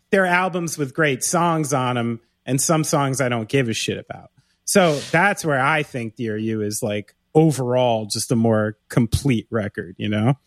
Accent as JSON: {"language": "English", "town": "Somerville", "region": "New Jersey", "country": "United States", "tie": "born or raised there", "also_born_or_lived": "Bridgewater, New Jersey / New Brunswick, New Jersey", "said": "I grew up in Somerville"}